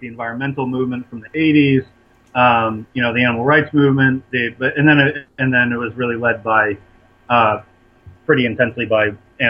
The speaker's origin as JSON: {"language": "English", "town": "Boston", "region": "Massachusetts", "country": "United States", "tie": "born or raised there", "said": "I grew up in the Boston punk and hardcore scene in the late 90s."}